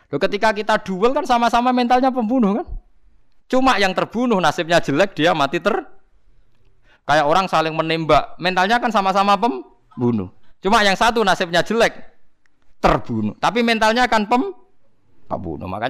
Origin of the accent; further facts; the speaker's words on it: Java, Indonesia; meskipun kita sendiri sebagai orang Jawa tidak punya nyali farik misalnya